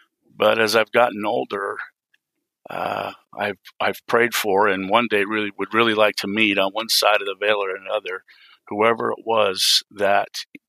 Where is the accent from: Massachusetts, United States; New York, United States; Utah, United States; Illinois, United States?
Utah, United States; born there; Well, I was born here in Utah. I grew up all over the place.